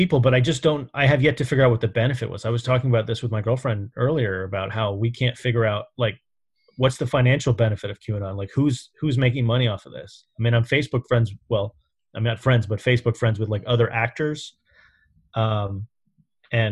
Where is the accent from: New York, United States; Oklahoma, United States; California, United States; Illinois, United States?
New York, United States; New York City; I grew up in New York around the Trumps. I knew them as a kid.